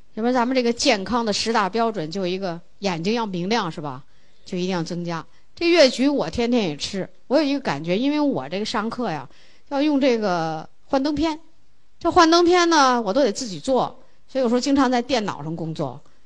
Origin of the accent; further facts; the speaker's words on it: China; 我们中国人就喜欢那花的热闹的不得了